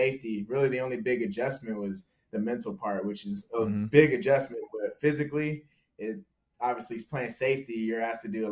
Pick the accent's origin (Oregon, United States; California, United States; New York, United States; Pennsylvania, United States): California, United States; Southern; moved away as an adult; now in Minnesota, United States; I grew up in Southern California